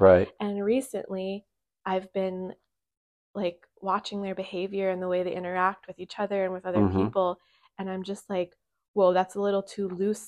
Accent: Virginia, United States; born there; and then my mom and dad came over here from my birth, and I was born in Virginia.

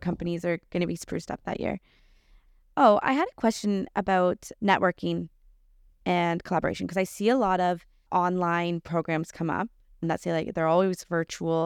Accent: Lion's Head, Ontario, Canada; I grew up in Lionshead, so even smaller.

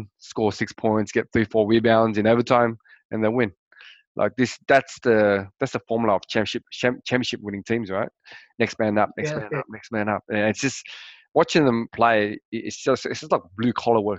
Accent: Australia; being a Australian

